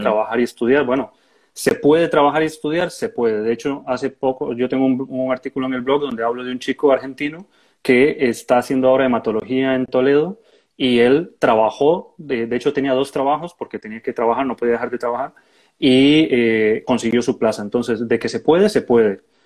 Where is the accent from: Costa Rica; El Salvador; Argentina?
Costa Rica; moved away as an adult; now in Murcia, Spain; yo soy de Costa Rica